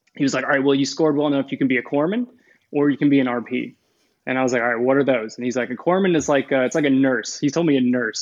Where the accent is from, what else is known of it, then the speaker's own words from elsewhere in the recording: Kokomo, Indiana, United States; moved away as an adult; I'm originally from northern Indiana, a city called Kokomo.